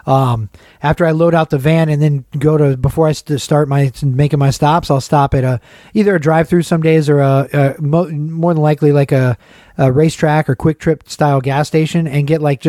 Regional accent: Atlanta, Georgia, United States; moved away; the neighborhood where I grew up in.

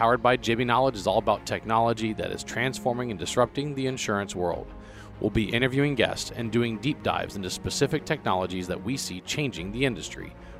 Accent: Louisiana, United States; now in Texas, United States; I came from Louisiana.

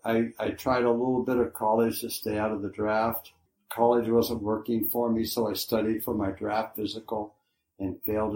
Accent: San Diego, California, United States; moved away; also born or lived in Lemon Grove, California; I grew up in San Diego, California. I was born on Wandamere Street at Windham City. And my parents, when they had a son, my father thought that it was going to be too expensive to live in La Jolla, so he moved to Lemon Grove.

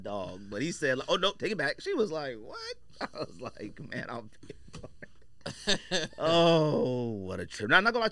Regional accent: Goodyear, Arizona, United States; I'm from Phoenix, Arizona. I'm Goodyear

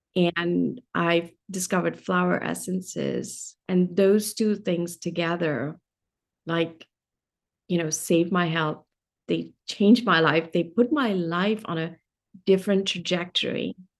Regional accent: Delhi, India; moved away; I grew up in India. I grew up in Delhi.

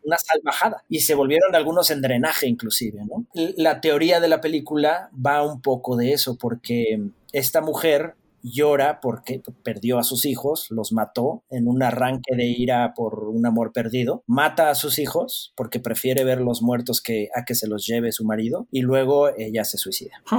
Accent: Mexico; dos directores mexicanos

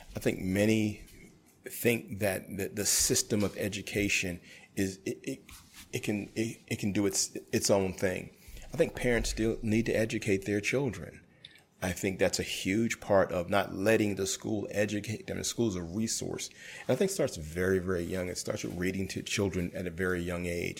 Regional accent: New York City, New York, United States; I grew up in Brooklyn when I was younger

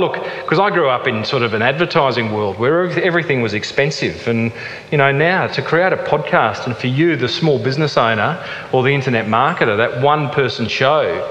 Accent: Australia; accent: thick Aussie; my thick Aussie accent

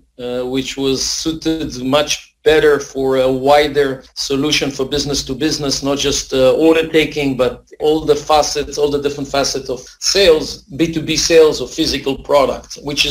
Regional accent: Israel; moved away as an adult; also born or lived in Tempe, Arizona, United States / Brookline, Massachusetts, United States; I grew up in Tel Aviv, not Tel Aviv, but in Israel until I was like almost 30 years old. This is when I moved to the U.S. actually for almost 5 years.

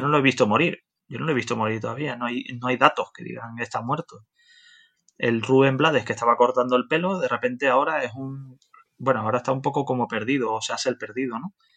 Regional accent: Canary Islands, Spain; also born or lived in Netherlands; Nosotros los canarios nos, consideramos más latinos que, europeos

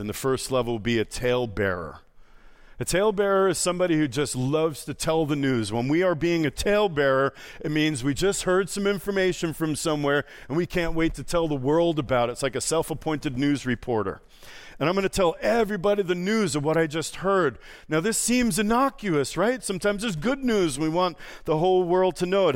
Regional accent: New York, United States; moved away; also born or lived in Boston; I'm from New York, I lived in Boston.

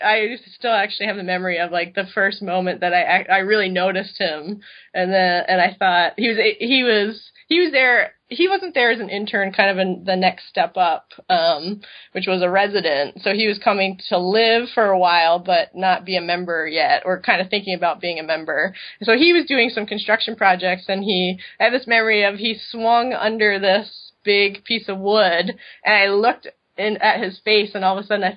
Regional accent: East Coast, United States; now in Madison, United States; which I didn't know because I grew up in the East Coast. I knew nothing about the Midwest. So we ended up in Madison, and that was 12 years ago, and we still live there.

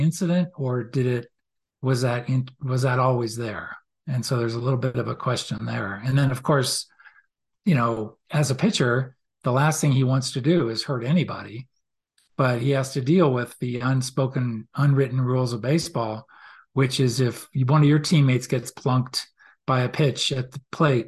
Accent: outside Boston, Massachusetts, United States; growing up outside Boston

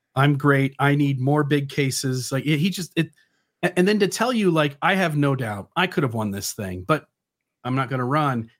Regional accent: Ohio, United States; I come from Ohio

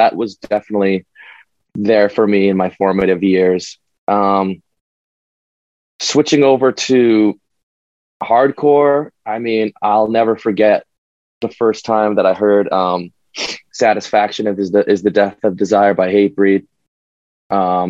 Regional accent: Winnipeg, Manitoba, Canada; now in Toronto, Canada; I'm in Toronto now, but we're from Winnipeg

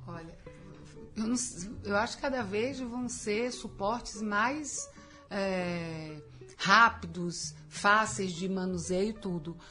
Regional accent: Bahia, Brazil; nascer numa família né, na Bahia é, sou baiana

